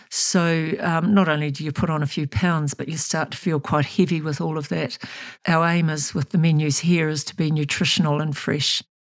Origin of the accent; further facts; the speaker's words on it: Thames, Waikato, New Zealand; moved away; I grew up in Thames, which is up on the Coromandel